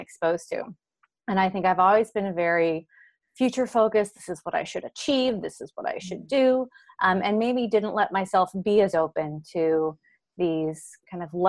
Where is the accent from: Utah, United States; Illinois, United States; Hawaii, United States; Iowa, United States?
Hawaii, United States; growing up in Hawaii, you're a little bit more limited to what you're exposed